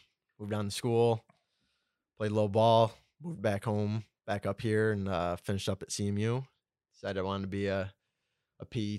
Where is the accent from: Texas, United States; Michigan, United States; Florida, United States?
Michigan, United States; Clare; born and raised in Clare.